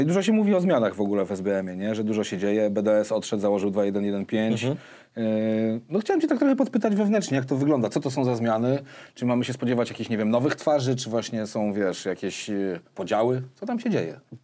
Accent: Warsaw, Masovian Voivodeship, Poland; ja się tam no. wychowałem od dziecka

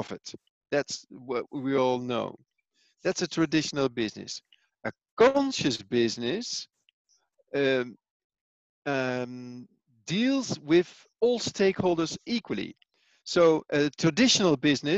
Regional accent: Netherlands; also born or lived in Italy; now in Switzerland; I am from Holland, born and raised in Holland. But currently I live in Switzerland and I work in Italy.

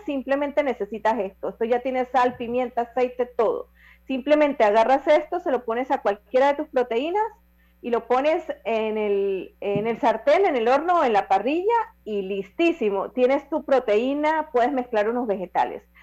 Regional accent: Las Tablas, Los Santos, Panama; en mi tierra santeña en las tablas

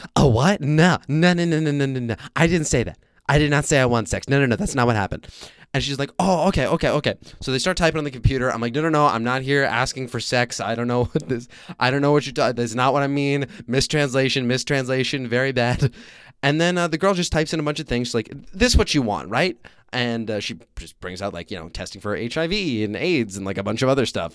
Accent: United States; now in Vietnam

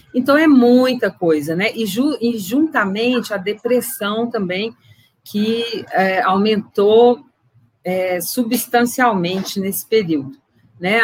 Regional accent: Viçosa, Minas Gerais, Brazil; now in Bom Despacho, Brazil; eu me formei em Viçosa, né, em agronomia, e é de lá que eu venho, né, por enquanto, né, que eu vivi a maior parte do meu tempo

